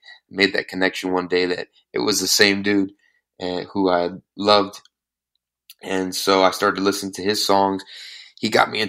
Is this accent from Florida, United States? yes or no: yes; Miami, Florida, United States; also born or lived in New York; I'm a second generation Cuban American, born and raised in Miami, Florida.